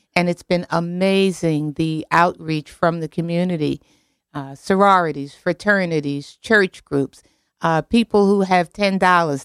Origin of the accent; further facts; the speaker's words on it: New York City, New York, United States; I grew up in Queens, Queens